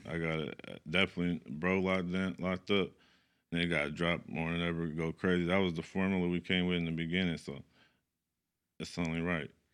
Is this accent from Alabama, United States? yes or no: no; Sacramento, California, United States; I'm from the East. I'm from East Side, Sacramento, Lincoln Village